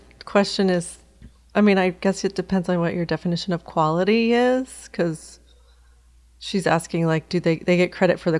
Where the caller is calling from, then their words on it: Windsor, Ontario, Canada; I'm from Windsor, Ontario in Canada.